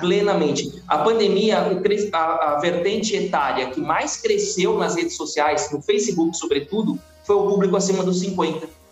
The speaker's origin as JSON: {"language": "Portuguese", "town": "São Bernardo do Campo", "region": "São Paulo", "country": "Brazil", "moved": "as an adult", "said": "eu sou de São Bernardo do Campo"}